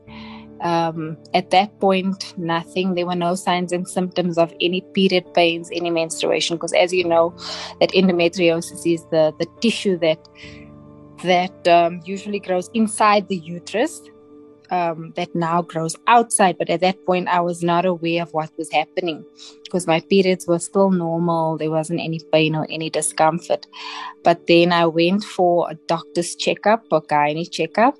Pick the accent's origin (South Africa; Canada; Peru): South Africa; Johannesburg, Gauteng; I was born and bred in El Dorado Park Extension 2, born and raised here.